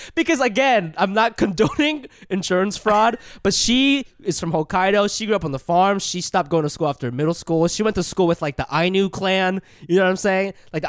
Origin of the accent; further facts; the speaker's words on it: Ohio, United States; also born or lived in Japan; now in New York, United States; I moved here when I was 8